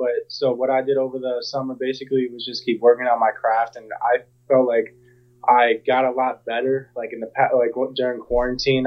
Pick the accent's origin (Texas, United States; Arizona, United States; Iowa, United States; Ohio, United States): Ohio, United States; growing up in Ohio, I was obviously an Ohio State fan growing up